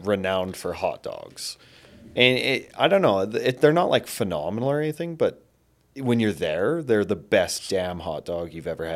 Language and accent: English; Canada; as a Canadian